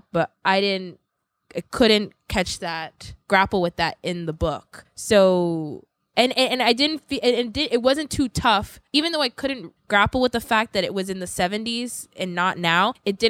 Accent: Sierra Leone; now in United States; I'm from Sierra Leone. My family's from Sierra Leone, and we were a British colony.

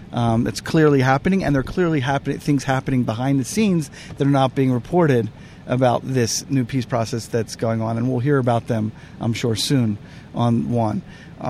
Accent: Philadelphia, Pennsylvania, United States; accent: Philly; I'm from Philly

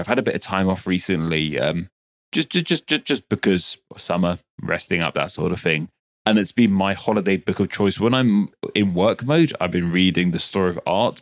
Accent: United Kingdom; I'm very British

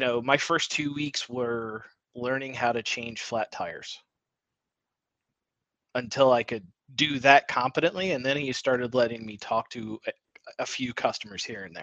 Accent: New Albany, Indiana, United States; I grew up in New Albany, Indiana.

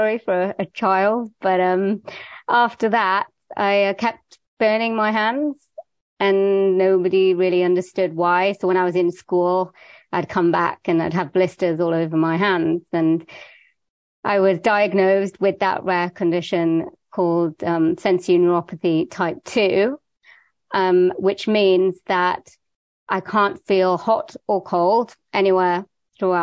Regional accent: Wales, United Kingdom; I was born in Wales in the UK.

